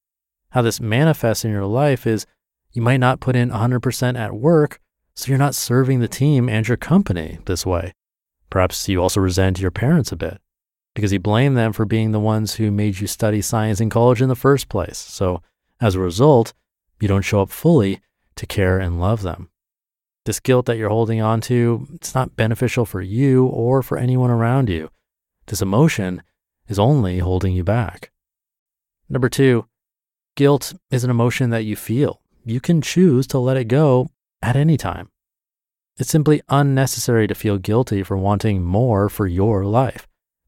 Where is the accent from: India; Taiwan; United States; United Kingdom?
Taiwan; moved away; also born or lived in North America; I'm an immigrant from Taiwan, and growing up, my siblings and I were always told to be grateful with what we have.